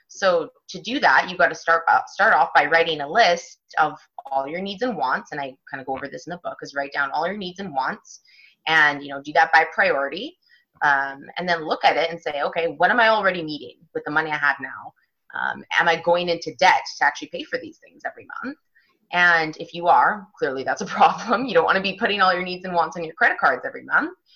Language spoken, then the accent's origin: English; Vancouver, British Columbia, Canada; moved away as an adult; also born or lived in London / France / United States; I am originally from Vancouver, Canada